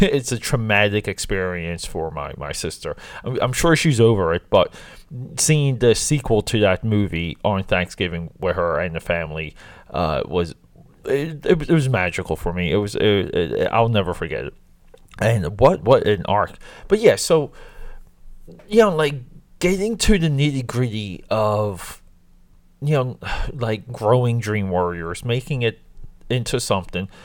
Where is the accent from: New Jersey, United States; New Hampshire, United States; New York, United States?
New Jersey, United States; growing up in South Jersey